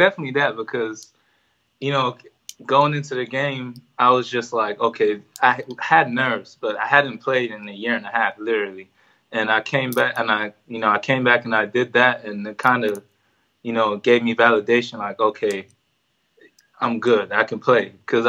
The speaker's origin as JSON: {"language": "English", "country": "Ireland", "lives_now": "United States", "said": "they heard that I'm Irish, this and that, and would I be willing to play for the team?"}